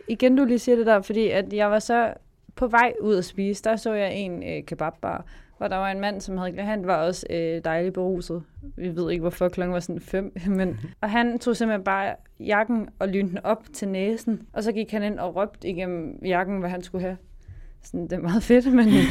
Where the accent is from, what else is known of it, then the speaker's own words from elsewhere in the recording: Varde, Southern Denmark, Denmark; jeg kommer fra Varde